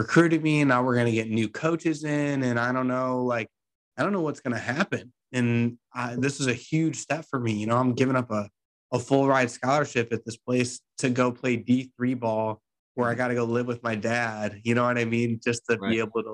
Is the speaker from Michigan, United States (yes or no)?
no; Mentor, Ohio, United States; I'm from Mentor.